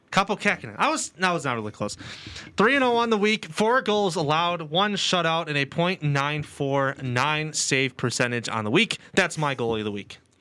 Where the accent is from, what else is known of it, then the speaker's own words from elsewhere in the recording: Chicago, Illinois, United States; my hometown bias